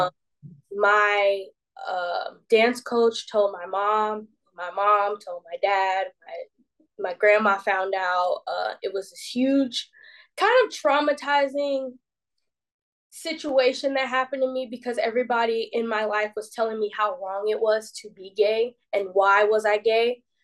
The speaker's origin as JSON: {"language": "English", "town": "Decatur", "region": "Georgia", "country": "United States", "tie": "born or raised there", "said": "So I was born and raised in Decatur, Georgia, which is like 20 minutes east of Atlanta."}